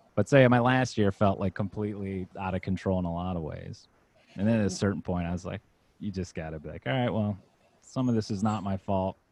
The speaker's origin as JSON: {"language": "English", "region": "Virginia", "country": "United States", "tie": "born or raised there", "moved": "as an adult", "lives_now": "Los Angeles, United States", "said": "I grew up in Virginia, well, from age five to 18. So, most formative experiences are from there."}